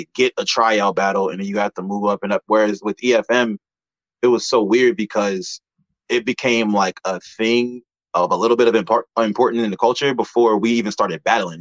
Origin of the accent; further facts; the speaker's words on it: Cambridge, Maryland, United States; I'm from Cambridge, Maryland. I'm from the Eastern Shore of Maryland